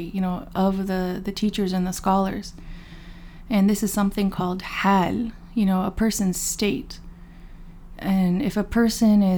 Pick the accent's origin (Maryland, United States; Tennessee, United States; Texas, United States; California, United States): Texas, United States; Dallas; also born or lived in Chicago, Illinois; I was born in Chicago, but my family moved, you know, to Dallas when I was young. So I grew up in the public school system in Dallas, Texas